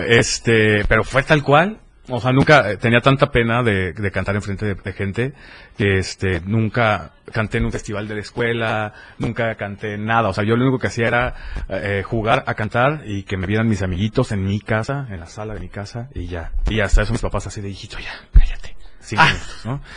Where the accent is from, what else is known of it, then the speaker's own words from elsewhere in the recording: Tuxtla Gutiérrez, Chiapas, Mexico; also born or lived in Berriozábal; soy de acá, soy de Tuxtla